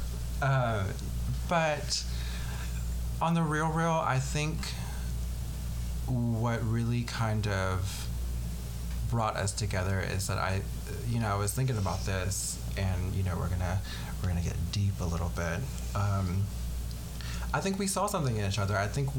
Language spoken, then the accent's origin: English; the South, United States; I mean, I grew up in the South, but I don't have too much of a Southern accent unless I'm like hanging around you like all the time